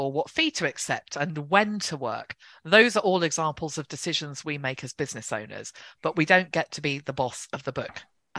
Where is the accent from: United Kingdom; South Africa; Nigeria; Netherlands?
United Kingdom; England; I'm the English one.